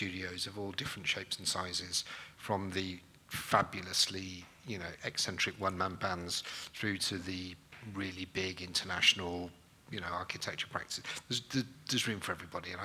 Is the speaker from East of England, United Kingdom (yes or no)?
no; Manchester, North West England, United Kingdom; I'm from Manchester